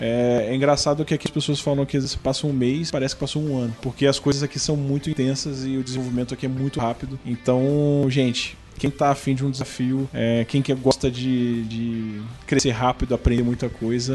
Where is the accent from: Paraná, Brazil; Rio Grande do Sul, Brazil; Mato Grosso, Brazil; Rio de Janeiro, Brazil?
Rio de Janeiro, Brazil; now in São Paulo, Brazil; eu sou do Rio